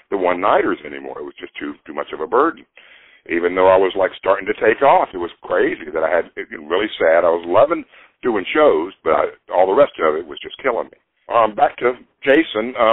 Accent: Nashville, Tennessee, United States; moved away as an adult; also born or lived in New Jersey; I'm born and raised in Nashville, but I split for New Jersey for 33 years in 78 up until 2010

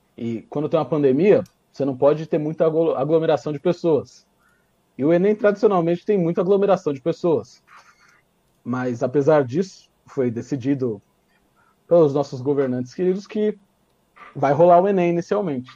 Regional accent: São Paulo, Brazil; eu sou de, a gente é de São Paulo

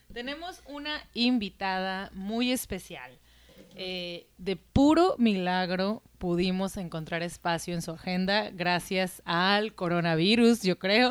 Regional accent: Mexico; de México

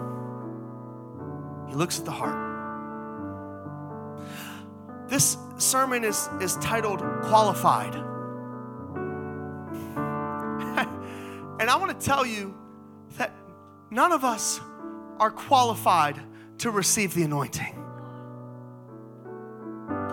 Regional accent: Monroeville, United States; I'm a normal kid born and raised in Monroeville

